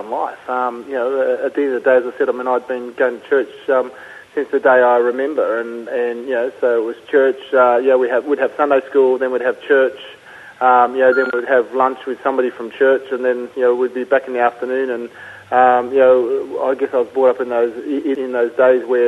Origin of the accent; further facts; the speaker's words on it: Canberra, Australian Capital Territory, Australia; I grew up in Canberra and played AFL